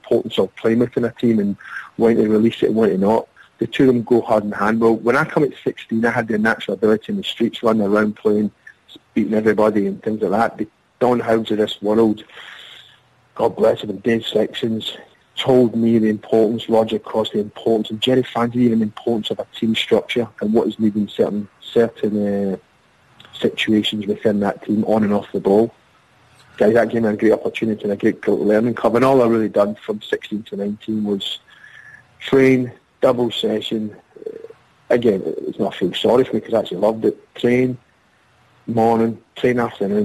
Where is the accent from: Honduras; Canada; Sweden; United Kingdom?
United Kingdom; Glasgow, Scotland; Growing up in Glasgow in the concrete streets